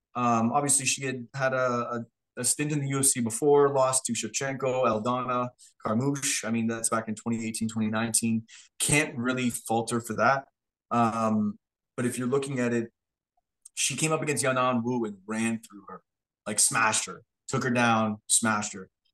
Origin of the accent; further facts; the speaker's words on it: Canada; we're just from Canada